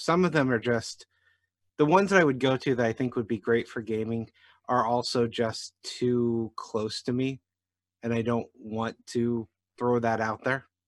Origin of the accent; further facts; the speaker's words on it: Jefferson County, Missouri, United States; I grew up in Jefferson County, Missouri